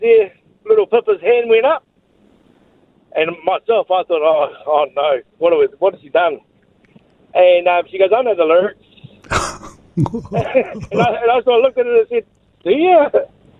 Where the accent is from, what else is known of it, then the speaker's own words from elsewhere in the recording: Palmerston North, Manawatū-Whanganui, New Zealand; we're from Palmerston North.